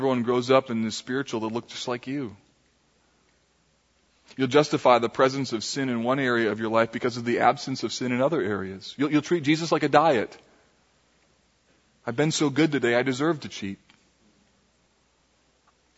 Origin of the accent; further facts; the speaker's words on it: Grand Rapids, Michigan, United States; Grand Rapids, Michigan. This is the area that I grew up